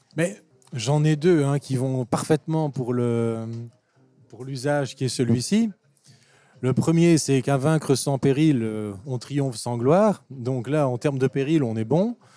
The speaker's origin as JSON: {"language": "French", "region": "Wallonia", "country": "Belgium", "said": "chez nous en Belgique ou en Wallonie"}